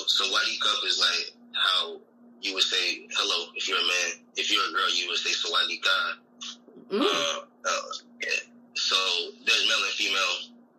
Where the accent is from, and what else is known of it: United States; moved away as an adult; now in Bangkok, Thailand